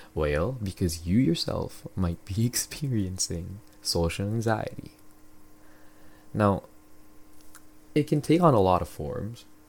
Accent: Philippines; now in Canada; I grew up in the Philippines

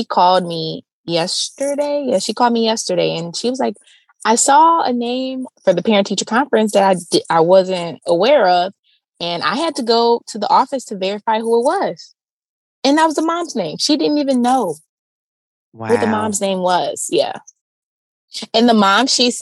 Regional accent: about 2 hours from Cleveland, closer to Michigan, Ohio, United States; now in Cleveland, United States; I'm about 2 hours away, like closer to Michigan is where I'm from

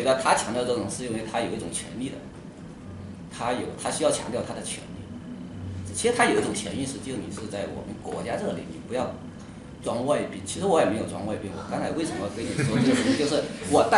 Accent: Huizhou, Guangdong, China; moved away as an adult; now in Beijing, China; 我老家是在广东惠州，

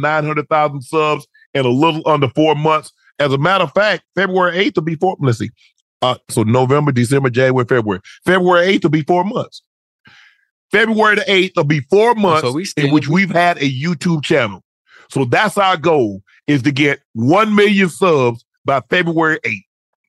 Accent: Long Island, New York, United States; Well, I was from Strong Island.

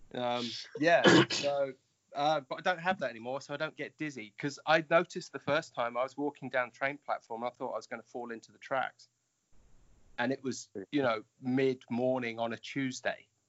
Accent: United Kingdom; now in Japan; I may be in Japan, but I'm I'm British

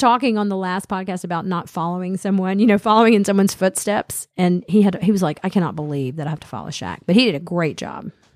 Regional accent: Smyrna, Georgia, United States; Dennis and I grew up in Smyrna, and we both went to Campbell High School.

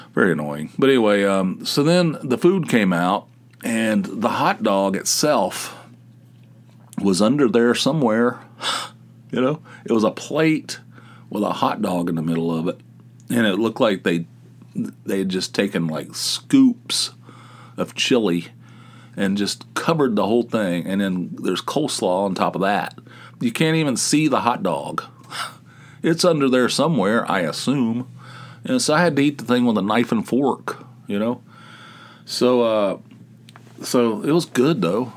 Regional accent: West Virginia, United States; moved away; I'm from West Virginia. We eat coleslaw on our hot dogs

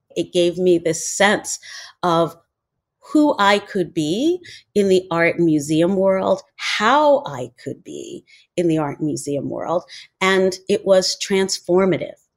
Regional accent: New York City, New York, United States; I grew up in New York City

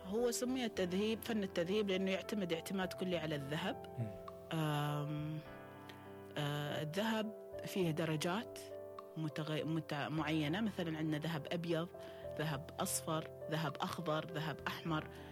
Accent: Oman; احنا في عمان

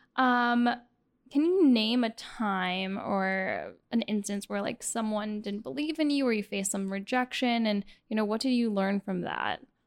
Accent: Miami, Florida, United States; I'm from Miami

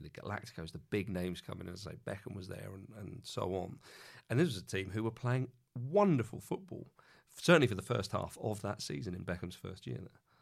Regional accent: England, United Kingdom; as an Englishman

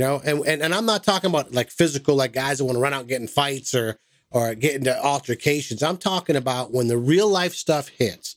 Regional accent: Massachusetts, United States; now in Southern United States; I'm from Massachusetts

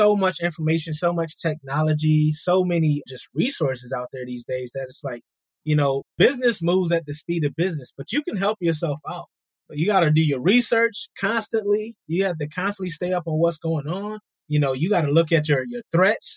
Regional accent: Rochester, New York, United States; I'm from Rochester, New York

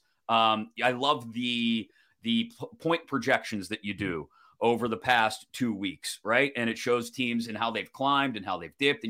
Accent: United States; us dumb Americans

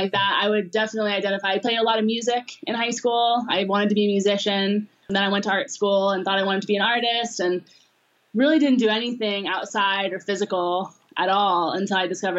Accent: Los Angeles, California, United States; I grew up in Los Angeles, so like in suburban

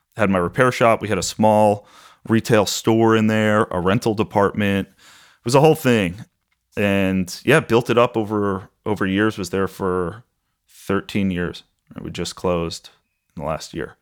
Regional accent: Huntington, New York, United States; I grew up on Long Island in a town called Huntington

